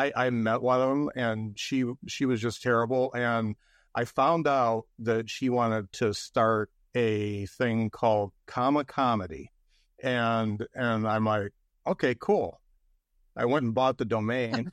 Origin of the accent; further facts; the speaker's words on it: Lakeville, Indiana, United States; I grew up in Lakeville, Indiana